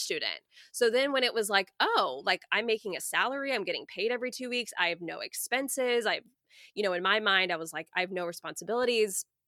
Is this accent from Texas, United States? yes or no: yes; Coppell, Texas, United States; moved away as an adult; now in Houston, United States; I grew up in a suburb of Dallas called Cowpell